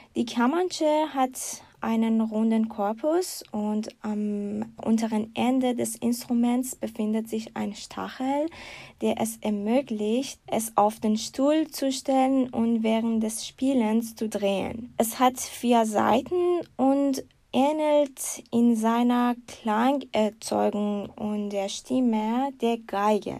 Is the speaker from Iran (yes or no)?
yes; Iran; moved away as an adult; now in Germany; ich habe meinen Master im Iran abgeschlossen